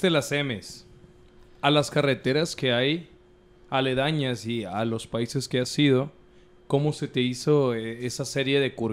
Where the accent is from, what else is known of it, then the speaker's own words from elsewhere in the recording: Ciudad Juárez, Chihuahua, Mexico; somos de Juárez, hombre.